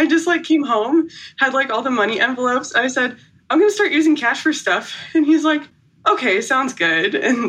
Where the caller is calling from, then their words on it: South Bend, Indiana, United States; South Bend, Indiana.